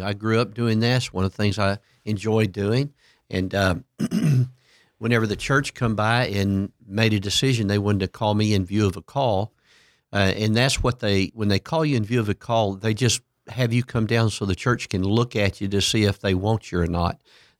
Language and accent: English; Port Arthur, Texas, United States; Yeah, my hometown was Port Arthur, Texas.